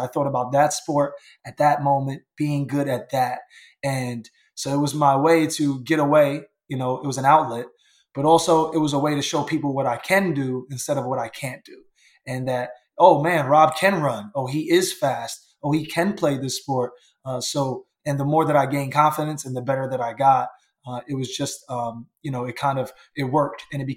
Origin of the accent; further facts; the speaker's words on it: New York, United States; as a teenager growing up in New York